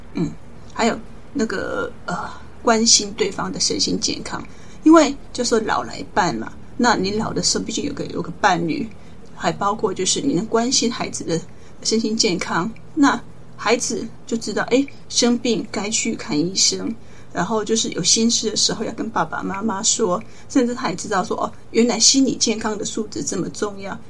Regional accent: Taiwan; 我们台湾人

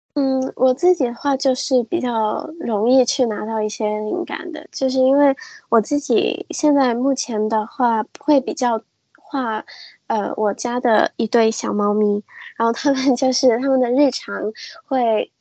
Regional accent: Hong Kong; 我是一个，呃，来自香港的插画师。然后我自己的话其实是一个混血儿

